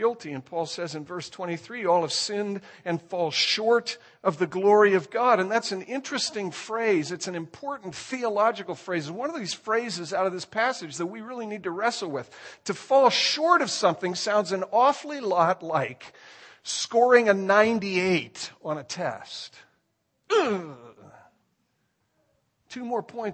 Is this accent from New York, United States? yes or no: no; Indiana, United States; moved away; I was born in Indiana